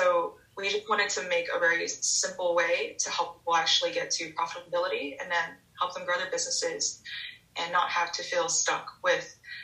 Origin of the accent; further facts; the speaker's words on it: Los Angeles, California, United States; also born or lived in Hong Kong; So, yeah, I was born in California, 4 months old, moved straight to Hong Kong. So from a really early age, I lived in two vastly different worlds, spent 5 years in Hong Kong, where most of my family is.